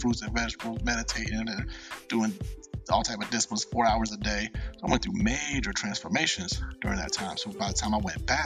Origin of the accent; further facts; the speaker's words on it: Cincinnati, Ohio, United States; moved away; I moved away from Cincinnati